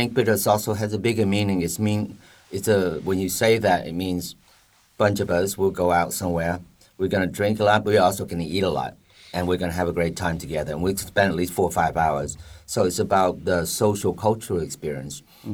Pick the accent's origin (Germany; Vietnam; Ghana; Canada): Vietnam; Da Lat, Lam Dong; now in Ho Chi Minh City, Vietnam; Dalat, which is my hometown